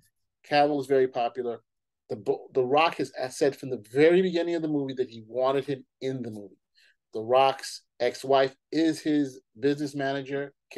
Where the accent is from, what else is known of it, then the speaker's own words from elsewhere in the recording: New York, United States; I'm a New Yorker.